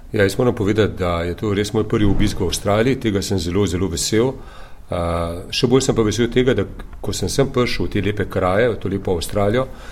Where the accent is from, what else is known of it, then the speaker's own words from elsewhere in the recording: Ljubljana, Slovenia; sem porodil iz Ljubljane, iz Bižigrada